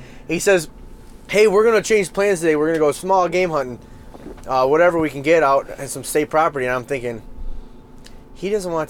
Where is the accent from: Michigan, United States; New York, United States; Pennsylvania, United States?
Michigan, United States; I grew up, my grandpa had a house on Lake St. Clair, so I grew up on Lake St. Clair.